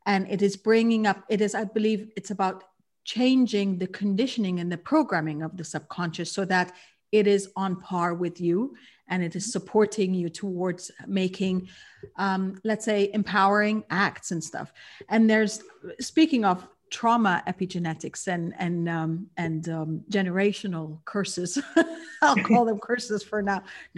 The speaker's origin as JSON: {"language": "English", "country": "Kuwait", "tie": "born or raised there", "said": "For me, I realized that I was born and raised in Kuwait. And so I'm a third culture kid."}